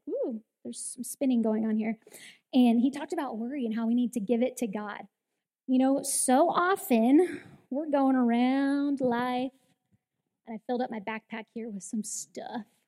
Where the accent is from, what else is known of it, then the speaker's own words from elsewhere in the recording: Southern California, United States; I grew up in Southern California, and my grandparents had a house on the ocean